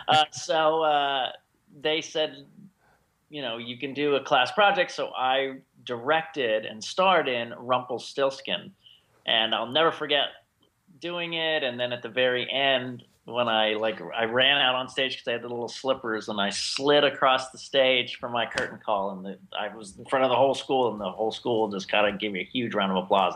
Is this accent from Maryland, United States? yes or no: yes; Maryland, United States; moved away as an adult; now in Los Angeles, United States; I grew up in Maryland for 18 years, and I've been here ever since.